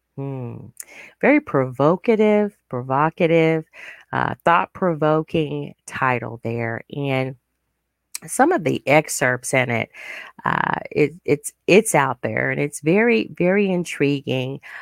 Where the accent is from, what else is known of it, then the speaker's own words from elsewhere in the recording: United States; living in our nation